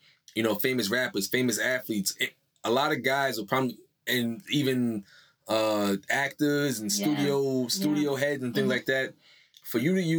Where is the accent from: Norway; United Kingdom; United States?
United States; Greenbelt, Alabama; I'm from Greenbelt, Alabama.